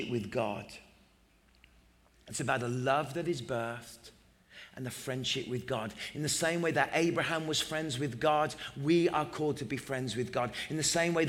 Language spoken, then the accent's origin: English; England, United Kingdom; I'm English